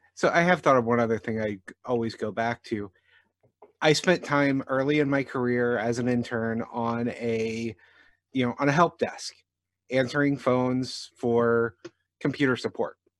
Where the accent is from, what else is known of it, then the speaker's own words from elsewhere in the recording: Jefferson County, Missouri, United States; I grew up in Jefferson County, Missouri